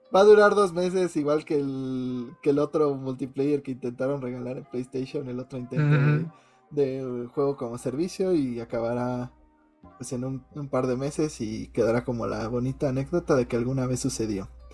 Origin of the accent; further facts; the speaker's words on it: Mexico; somos mexicanos